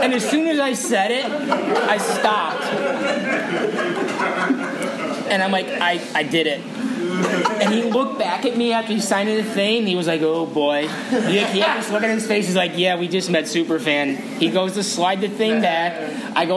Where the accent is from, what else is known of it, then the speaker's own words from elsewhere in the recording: Buffalo, New York, United States; I'm from Buffalo.